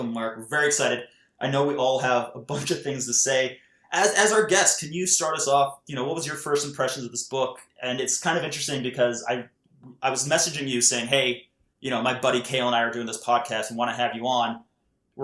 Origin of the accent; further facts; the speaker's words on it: Canada; now in Scotland, United Kingdom; I'm a Canadian and British cartoonist, comics educator, and filmmaker currently living in Scotland